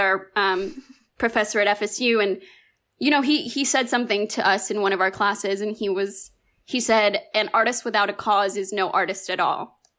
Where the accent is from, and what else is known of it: Miami, Florida, United States; born or raised there; also born or lived in Cuba